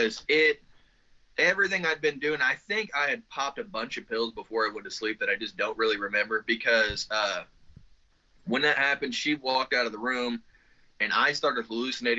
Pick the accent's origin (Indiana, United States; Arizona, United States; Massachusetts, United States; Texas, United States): Indiana, United States; Spencer; It's Spencer, Indiana